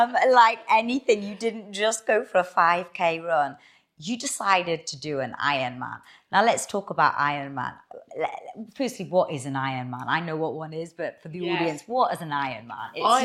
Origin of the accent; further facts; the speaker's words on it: Newcastle upon Tyne, North East England, United Kingdom; I'm from Newcastle